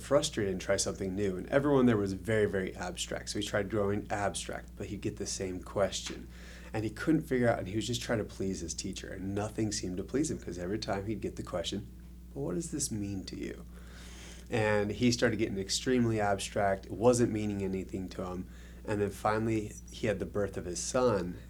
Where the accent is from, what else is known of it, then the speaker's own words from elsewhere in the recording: Idaho, United States; moved away as an adult; also born or lived in Texas; now in Mesquite, United States; I actually was born in Texas, raised in Idaho, and then I ended up moving out to Nevada to teach